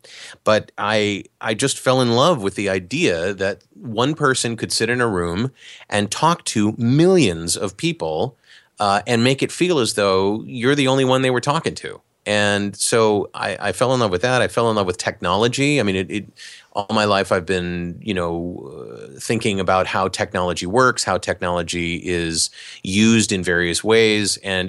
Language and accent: English; Cleveland, Ohio, United States; So I grew up in Cleveland, Ohio